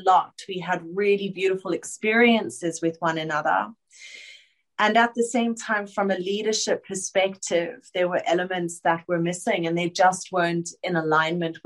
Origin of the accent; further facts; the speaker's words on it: Johannesburg, Gauteng, South Africa; moved away as an adult; now in Sydney, Australia; I am a girl that was born and bred in Joburg